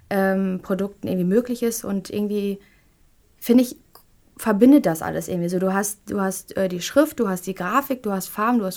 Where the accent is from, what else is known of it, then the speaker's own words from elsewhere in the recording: Duisburg, North Rhine-Westphalia, Germany; born there; bin ich dann auf meine Geburtsstadt Duisburg gekommen